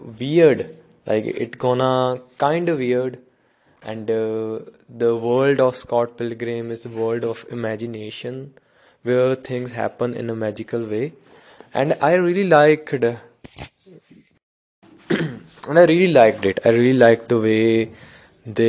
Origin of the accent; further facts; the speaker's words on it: India; English is a second language; I am from India, definitely some words are really hard to pronounce